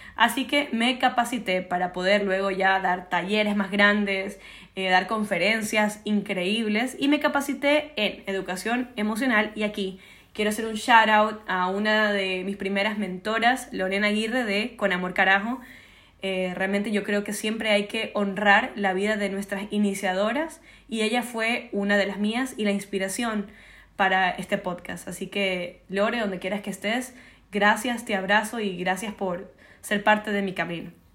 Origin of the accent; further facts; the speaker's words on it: Ecuador; Yo nací en Ecuador